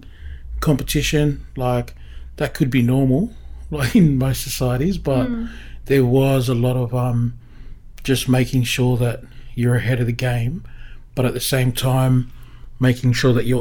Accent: Sydney, New South Wales, Australia; we grew up in Crow's Nest. We kind of grew up at like Clifton Gardens, which is down Mossman Way near Balmoral

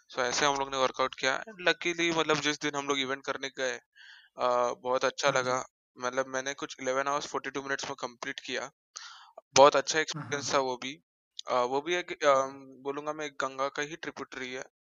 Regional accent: Mumbai, Maharashtra, India; born and brought up in Mumbai only

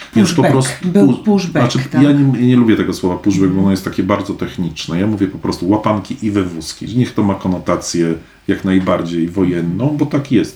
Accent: Poland; wychowałem się w czasach, kiedy, kiedy z Polski ludzie też uciekali z tych powodów. W latach osiemdziesiątych nie leciały nam bomby na głowy, a uciekaliśmy z Polski

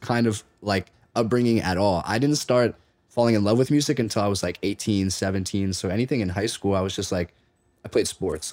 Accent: Delaware, United States; now in Los Angeles, United States; being from Delaware, I didn't realize that, like, being from Delaware left me a little, like, in the blue about a lot of stuff. And then I moved to L

